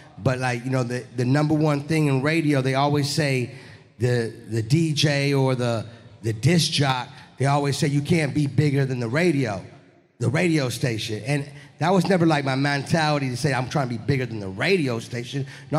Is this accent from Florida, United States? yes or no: yes; Miami, Florida, United States; also born or lived in New Orleans; Yeah, I was born in New Orleans, but I was raised in Florida. I rep the 305 Miami. I've been in Miami for over 28 years.